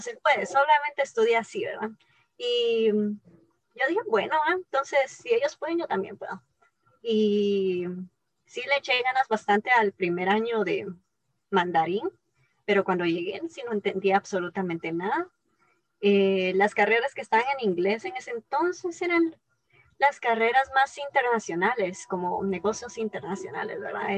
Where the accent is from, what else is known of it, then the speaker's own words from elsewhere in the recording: Guatemala; moved away as an adult; also born or lived in Taiwan; soy de Guatemala